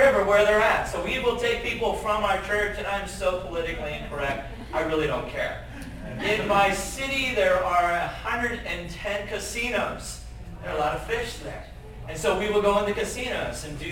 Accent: Southern California, United States; now in Montana, United States; I was born and raised in Southern California

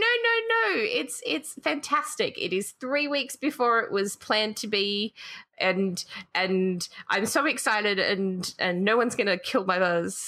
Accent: Australia

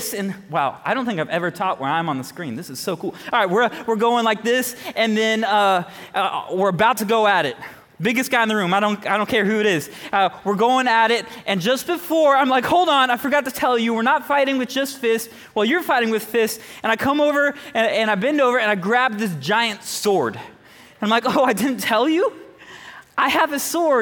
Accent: Jacksonville, Florida, United States; moved away; I'm originally from Jacksonville, Florida.

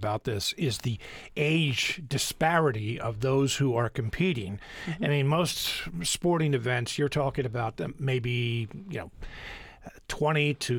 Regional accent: Chester County, Pennsylvania, United States; I'm originally from Chester County. Mm-hmm. Unionville in southern Chester County is horse country.

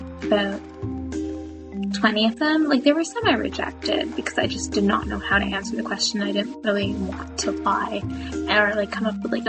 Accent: Toronto, Ontario, Canada; I'm from Toronto, Ontario.

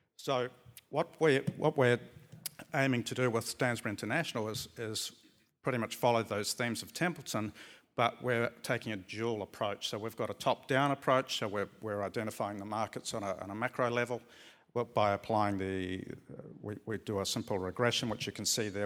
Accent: New Zealand; moved away as an adult; also born or lived in Australia; now in Barcelona, Spain; I'm from New Zealand, but I arrived in Australia in eighty-eight

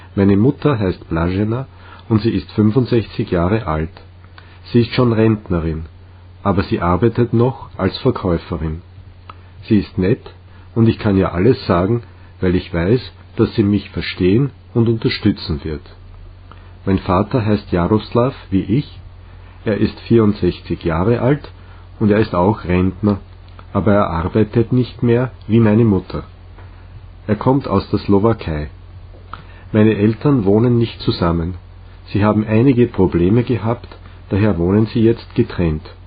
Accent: Litvínov, Ústí nad Labem Region, Czechia; German is a second language; also born or lived in Most; now in Prague, Czech Republic; Ich bin am 25. September 1981 in der tschechischen Stadt Most geboren, die nahe meiner Heimatstadt Litvinov liegt

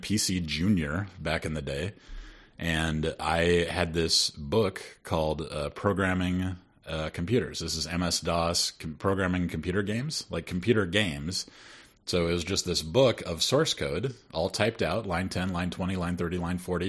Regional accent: Sioux City, Iowa, United States; also born or lived in Detroit, Michigan; after we moved from Detroit to Sioux City, Iowa

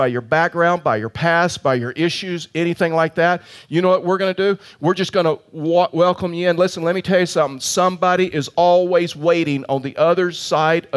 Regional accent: Colorado, United States; I'm from Colorado

